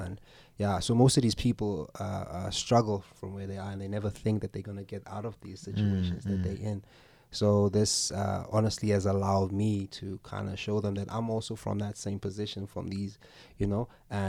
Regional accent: El Dorado Park, Gauteng, South Africa; now in Boksburg, South Africa; I hail out of the East Rand now, currently living in Boksburg, but I'm originally from El Dorado Park, yeah.

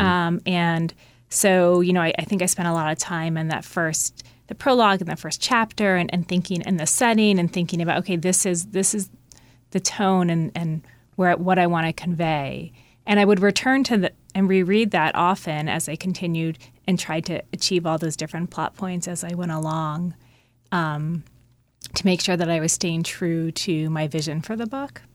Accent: Mendham, New Jersey, United States; my hometown, Mendham, New Jersey.

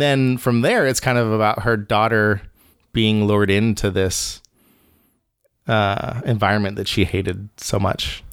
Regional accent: Bahamas; moved away; I grew up in the Caribbean

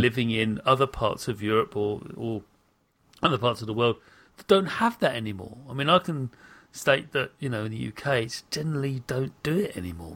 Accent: United Kingdom; a British person

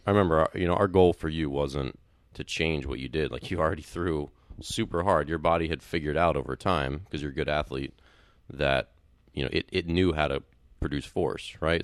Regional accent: Maryland, United States; moved away; I grew up in Maryland

